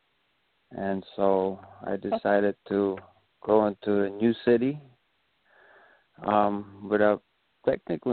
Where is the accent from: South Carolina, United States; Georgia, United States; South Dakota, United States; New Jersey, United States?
South Dakota, United States; Rapid City; also born or lived in Pine Ridge Indian Reservation, South Dakota; now in Chicago, United States; I'm originally from South Dakota. I am Oglala Lakota Sioux. I was raised on the Pine Ridge Indian Reservation and then Rapid City, and then now I'm in the big city of Chicago